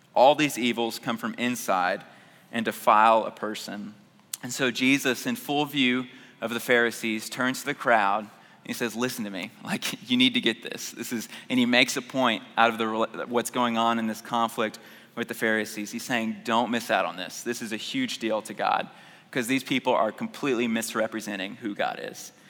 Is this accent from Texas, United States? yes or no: yes; Houston, Texas, United States; I grew up in North Houston